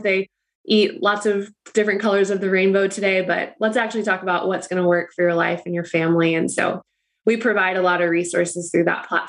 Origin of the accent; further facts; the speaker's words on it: Charlotte, North Carolina, United States; moved away as an adult; also born or lived in Los Angeles, California; I'm born and raised in Charlotte.